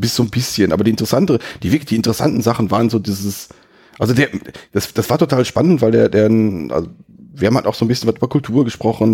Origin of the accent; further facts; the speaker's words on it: Germany; from, from the Germany